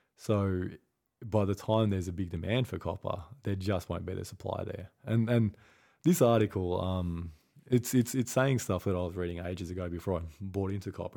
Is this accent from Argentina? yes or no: no; Australia; I'm, I'm Australian